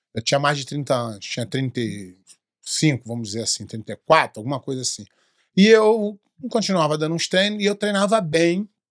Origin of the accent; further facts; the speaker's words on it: Brazil; sou brasileiro